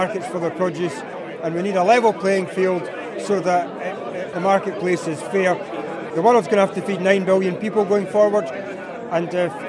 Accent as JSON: {"language": "English", "area": "East Lothian", "region": "Scotland", "country": "United Kingdom", "said": "I'm from East Lothian. I'm a mixed livestock, bleak arable farmer."}